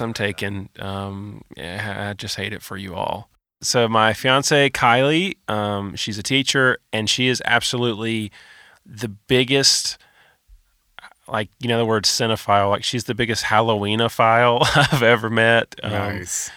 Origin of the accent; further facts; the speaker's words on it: Moultrie, Georgia, United States; moved away as an adult; now in Kennesaw, United States; I um, am from South Georgia, town called Moultrie. I grew up there and currently reside in Kennesaw